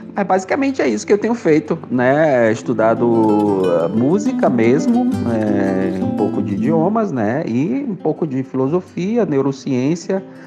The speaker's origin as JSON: {"language": "Portuguese", "town": "Salvador", "region": "Bahia", "country": "Brazil"}